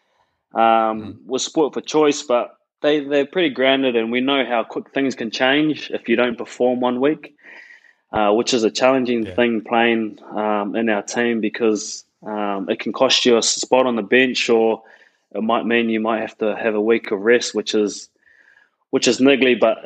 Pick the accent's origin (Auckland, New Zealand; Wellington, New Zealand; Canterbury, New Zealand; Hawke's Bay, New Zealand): Canterbury, New Zealand; Christchurch; born and raised in Christchurch, which I'm really proud